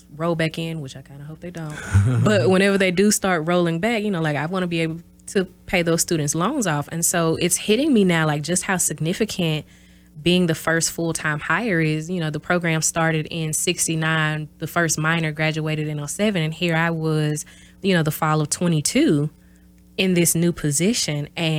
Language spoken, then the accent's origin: English; the South, United States; You know, I'm from the South, so learning about, you know, Black history